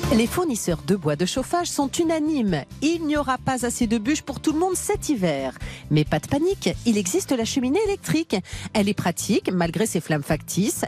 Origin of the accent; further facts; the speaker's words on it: Normandy, France; je suis normande